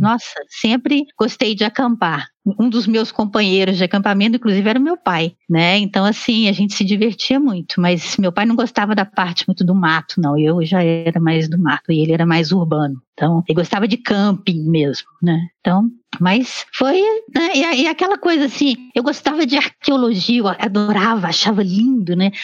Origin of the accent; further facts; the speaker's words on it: Belo Horizonte, Minas Gerais, Brazil; moved away as an adult; eu cresci em Belo Horizonte e fiz minha graduação em biologia em Belo Horizonte